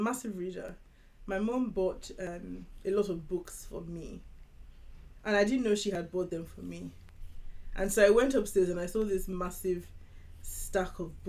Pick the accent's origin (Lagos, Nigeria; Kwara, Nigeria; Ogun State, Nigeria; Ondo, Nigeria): Lagos, Nigeria; I grew up in Nigeria. So I grew up in Lagos, Nigeria.